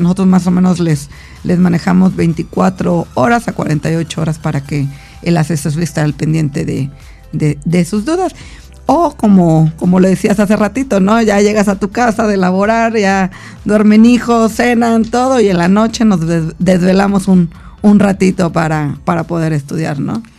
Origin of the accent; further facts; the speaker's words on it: Mexico; como buen mexicano